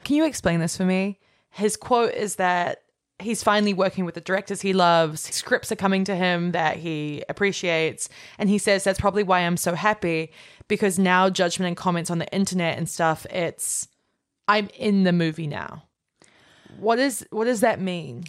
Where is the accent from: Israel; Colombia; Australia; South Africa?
Australia; now in United States